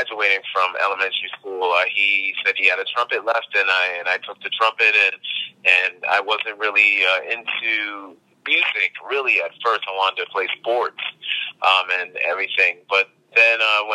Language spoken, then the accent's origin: English; New York City, New York, United States; I grew up in Queens, New York